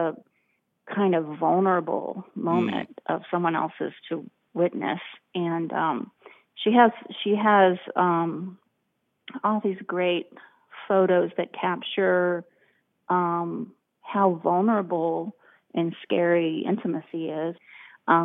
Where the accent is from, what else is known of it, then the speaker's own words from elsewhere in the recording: United States; as an American